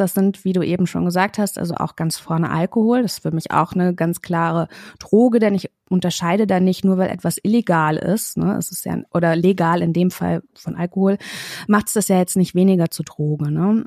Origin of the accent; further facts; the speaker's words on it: Kassel, Hesse, Germany; moved away as an adult; now in Berlin, Germany; Ich komme ursprünglich aus Kassel